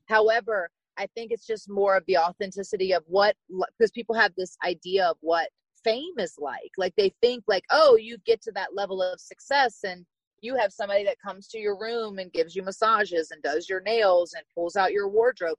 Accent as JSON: {"language": "English", "region": "small town in Virginia", "country": "United States", "tie": "born or raised there", "said": "I'm from Virginia, so small town in Virginia. And I grew up riding horses"}